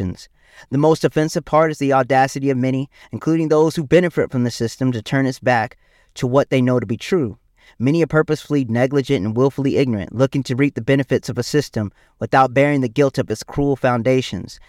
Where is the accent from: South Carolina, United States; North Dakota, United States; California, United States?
South Carolina, United States; my home state of South Carolina